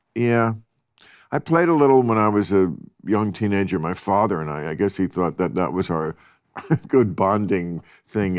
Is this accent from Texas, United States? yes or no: no; New York area, New Jersey, United States; moved away; I grew up in the New York area